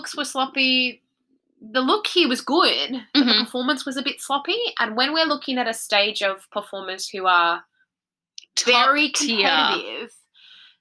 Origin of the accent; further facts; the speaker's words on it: Queensland, Australia; accent: thick Queensland; I'm from Queensland, so when I get thick on my Queensland, I can be very inarticulate